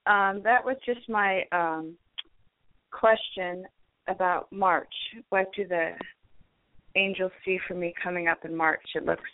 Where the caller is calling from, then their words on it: Bay Area, California, United States; I'm calling from the Bay Area.